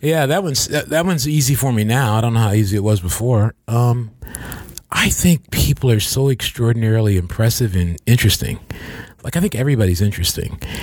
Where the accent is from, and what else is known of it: Michigan, United States